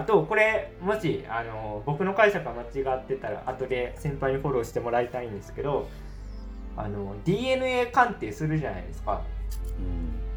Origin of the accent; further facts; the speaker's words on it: Tokushima, Japan; 同じ四国の徳島出身